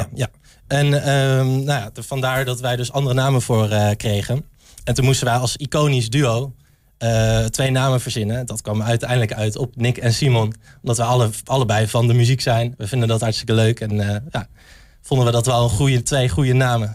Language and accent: Dutch; Arnhem, Gelderland, Netherlands; moved away as an adult; now in Enschede, Netherlands; ik kom zelf uit Arnhem, ik kom uit de stad